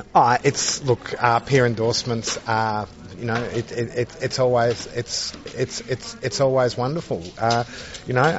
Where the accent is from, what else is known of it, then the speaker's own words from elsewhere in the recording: Australia; you can probably tell that I'm Australian